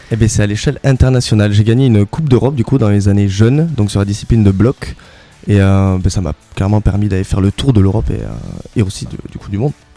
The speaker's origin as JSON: {"language": "French", "town": "La Barthe-de-Neste", "region": "Occitania", "country": "France", "tie": "born or raised there", "said": "je suis natif de Labarthe de Nest à côté de Lannemezan"}